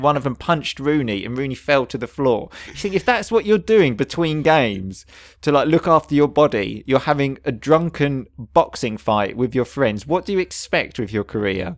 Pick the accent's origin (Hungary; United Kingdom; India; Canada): United Kingdom; England; we are English.